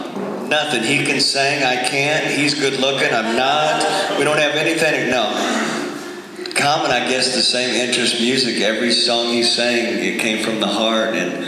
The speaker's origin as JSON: {"language": "English", "town": "Independence", "region": "Missouri", "country": "United States", "said": "I'm from Independence, Missouri."}